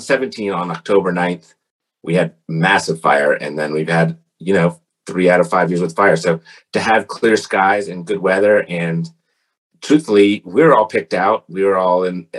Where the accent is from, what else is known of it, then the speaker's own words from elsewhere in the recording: Atlanta, Georgia, United States; moved away as an adult; now in California, United States; I grew up just outside of Decatur. I'm from Atlanta, born and raised there